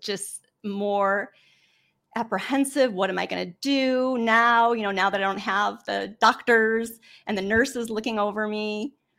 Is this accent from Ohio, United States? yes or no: yes; Cleveland, Ohio, United States; I am from Cleveland, Ohio, a small suburb